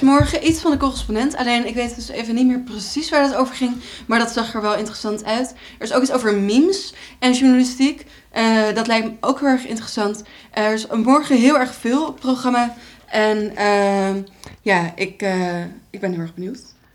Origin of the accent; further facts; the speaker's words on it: Friesland, Netherlands; ik uit Friesland kom